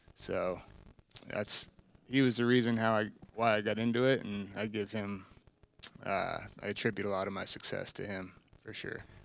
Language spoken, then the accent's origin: English; South Florida, United States; also born or lived in Alaska; growing up in South Florida, being a saltwater fisherman